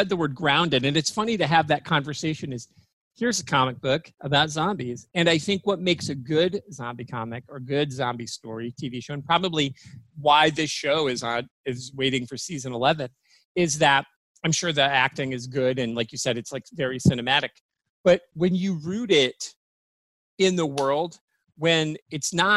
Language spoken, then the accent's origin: English; Michigan, United States; now in Florida, United States; my home state of Michigan